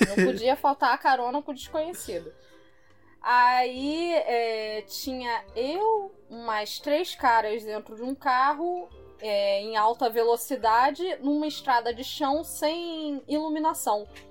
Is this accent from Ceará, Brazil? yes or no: no; Rio de Janeiro, Brazil; Como carioca